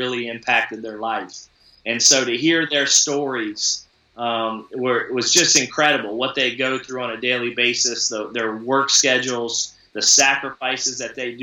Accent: Appalachian region, United States; I grew up in the Appalachian region

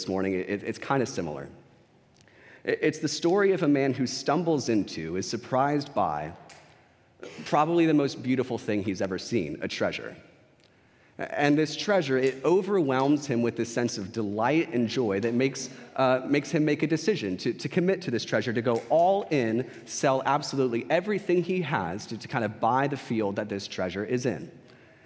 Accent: San Antonio, Texas, United States; I was from San Antonio

